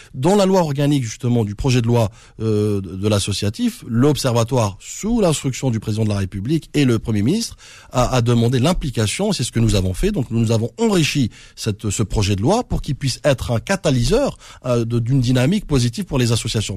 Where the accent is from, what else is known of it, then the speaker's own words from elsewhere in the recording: France; je suis né en France